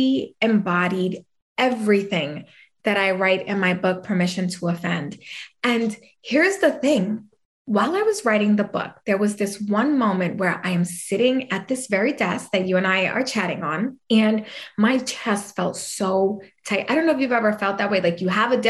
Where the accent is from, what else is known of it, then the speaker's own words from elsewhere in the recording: New York, United States; accent: New York; I'm a fiery little Puerto Rican. Okay. Anybody couldn't tell from my New York accent, which I don't think I have, but people say I have.